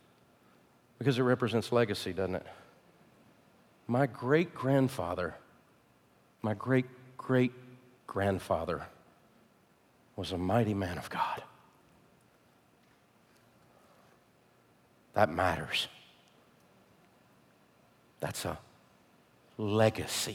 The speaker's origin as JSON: {"language": "English", "region": "the South", "country": "United States", "said": "I'm from the South"}